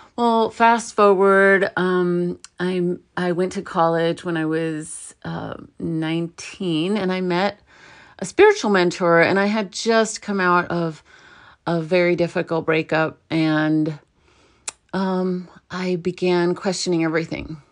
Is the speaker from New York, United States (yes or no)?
yes; New York City, New York, United States; I was born in New York, in Brooklyn